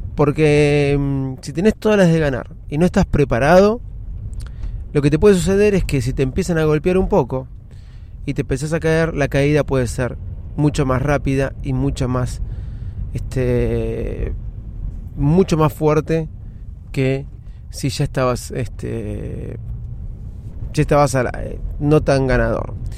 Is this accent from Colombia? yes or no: no; Argentina; Somos argentinos